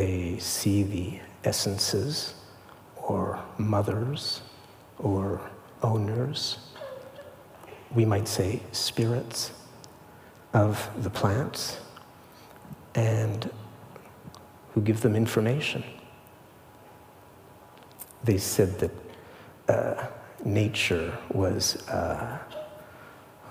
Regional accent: Switzerland; moved away; I grew up in Switzerland

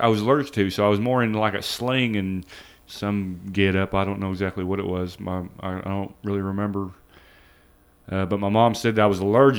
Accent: Newton, Iowa, United States; born there; also born or lived in Missouri / Chicago; Well, I was born in Newton, Iowa, a little town about 40 miles east of Des Moines.

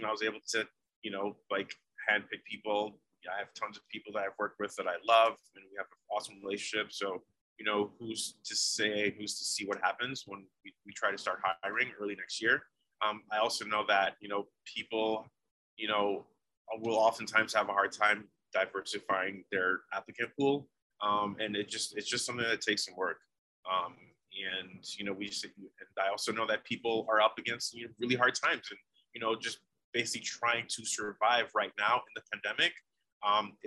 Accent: New York, United States; moved away; also born or lived in Oregon; I've been to New York and I'm from there

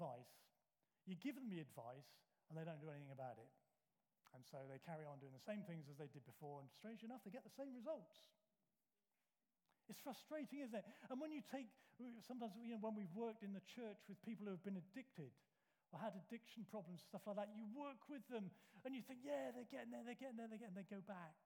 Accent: United Kingdom; We're British.

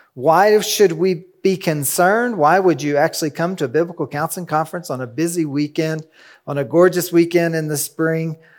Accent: Kentucky, United States; I'm from Kentucky, where there's a rolling hill, hill after hill

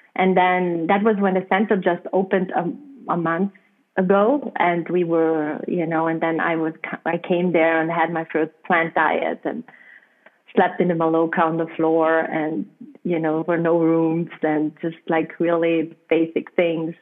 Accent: South Tyrol, Trentino-Alto Adige, Italy; accent: German; first language German; English is a second language; moved away as an adult; also born or lived in Peruvian Amazon; I'm coming from a um, from a region uh, close to the border to Austria, and we use so German but we are Italian passport holders.

